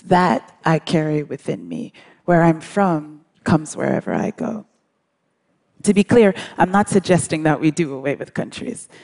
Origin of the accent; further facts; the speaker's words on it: Brookline, Massachusetts, United States; also born or lived in England / New York City / Accra, Ghana; grew up in the United States